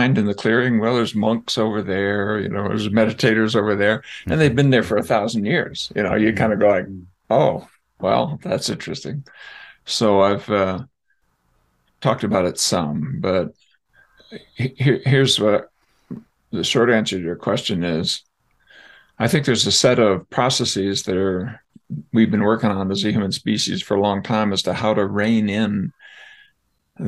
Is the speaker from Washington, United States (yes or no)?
no; San Diego, California, United States; I grew up in San Diego